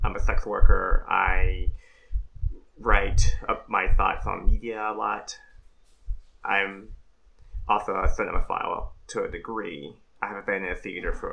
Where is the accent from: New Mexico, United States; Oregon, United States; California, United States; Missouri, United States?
California, United States; Compton; moved away as an adult; also born or lived in Gardena / Los Angeles; now in San Diego, United States; my hometown is Compton. I was born in a hospital in Gardena, but I've lived in Compton for about 2 decades. Been through school there, mostly